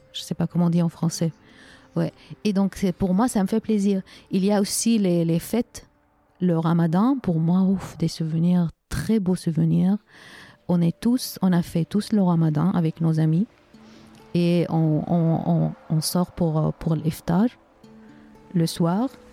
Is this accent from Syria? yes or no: yes; Aleppo, Aleppo Governorate, Syria; French is a second language; moved away as an adult; Je suis née à Alep et nous en Syrie, euh, on, euh, on ne déménage pas. on, on, est né dans une ville, on grandit dans une ville et on, fait nos études, euh, on travaille. Donc, c'était la ville où j'ai, habité, on peut dire, 45 ans dans la même ville.